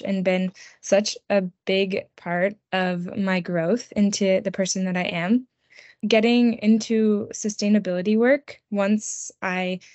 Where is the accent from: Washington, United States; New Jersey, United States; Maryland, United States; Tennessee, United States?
Maryland, United States; I grew up in Maryland with woods behind my house.